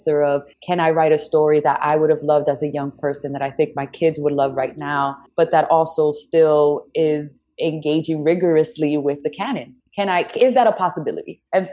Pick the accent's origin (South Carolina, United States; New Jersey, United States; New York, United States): New York, United States; now in Washington, D.C., United States; I was born and raised in New York